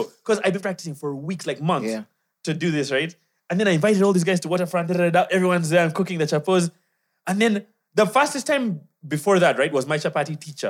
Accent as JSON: {"language": "English", "country": "Kenya", "said": "By the way, I'm also Kenyan."}